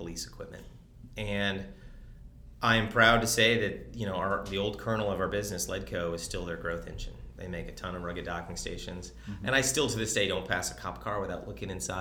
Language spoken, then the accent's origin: English; East Coast, Northeast, United States; moved away; also born or lived in Detroit, Michigan; I'm from the East Coast